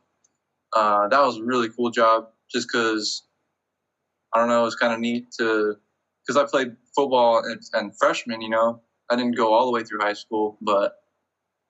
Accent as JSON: {"language": "English", "town": "Bakersfield", "region": "California", "country": "United States", "tie": "born or raised there", "also_born_or_lived": "Colorado / Louisiana", "moved": "as an adult", "lives_now": "San Diego, United States", "said": "I was born in Bakersfield, California"}